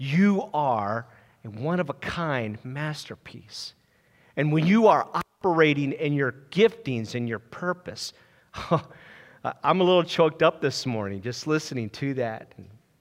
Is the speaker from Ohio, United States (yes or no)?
yes; Ohio, United States; also born or lived in Lancaster, Pennsylvania; my parents at age 4, we moved out to Ohio, and I became a Buckeyes fan. And then I graduated from Jackson High School